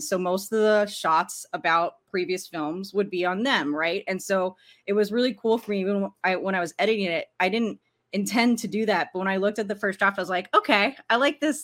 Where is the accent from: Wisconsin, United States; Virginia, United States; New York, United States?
Virginia, United States; Arlington; I grew up in Washington, D C, in, in Arlington, Virginia, to be more specific